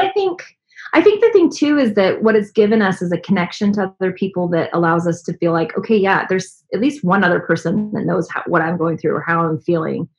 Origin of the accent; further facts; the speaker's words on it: San Antonio, Texas, United States; now in Dallas, United States; growing up in San Antonio